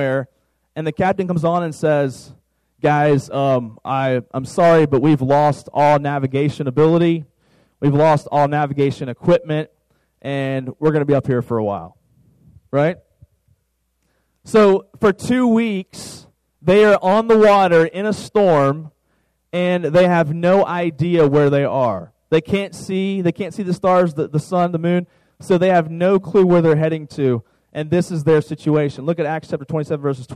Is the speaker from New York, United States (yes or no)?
no; Virginia, United States; now in Dallas-Fort Worth, United States; where I'm from, Virginia